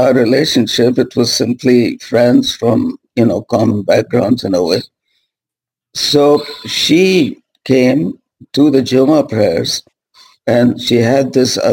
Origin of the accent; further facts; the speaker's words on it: Pakistan; moved away as an adult; also born or lived in India / Karachi, Pakistan; now in United States; I grew up in Pakistan up to the age of 20, 21, I guess.